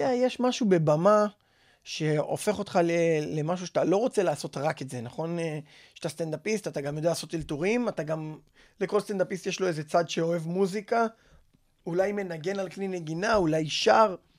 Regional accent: Bat Yam, Tel Aviv District, Israel; אני בת ימי מאז שאני זרע

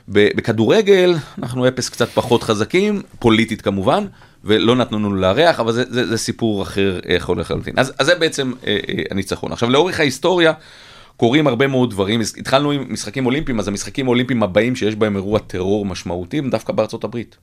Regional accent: Israel; אנחנו בתור ישראלים

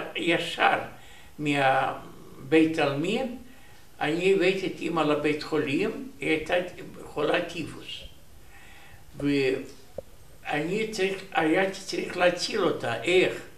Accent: Soroca, Bessarabia, Moldova; Hebrew is a second language; moved away as an adult; also born or lived in Uzbekistan / Chișinău / Rehovot, Israel; now in Israel; נולדתי ב-4 למרץ 1926, יליד רומניה, איפה אני גדלתי

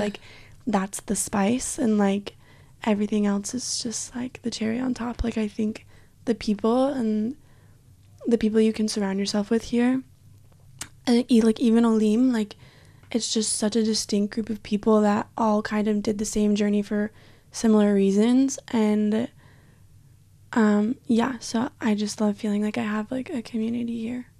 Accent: Provo, Utah, United States; moved away as an adult; now in Israel; growing up in Utah, I lived in Provo

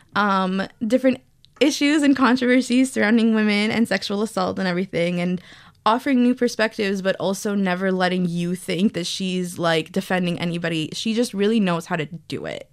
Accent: New York, United States; I was born and raised in New York

